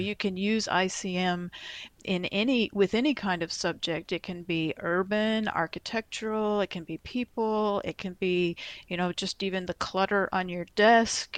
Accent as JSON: {"language": "English", "area": "Dallas-Fort Worth area", "region": "Texas", "country": "United States", "tie": "born or raised there", "moved": "as an adult", "lives_now": "Iowa, United States", "said": "I was born and grew up in Texas, uh, in the Dallas-Fort Worth area"}